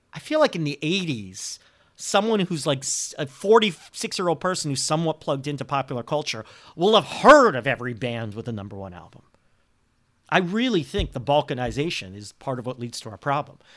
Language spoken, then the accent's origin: English; Montreal, Quebec, Canada; moved away as an adult; my hometown team, the Montreal Canadiens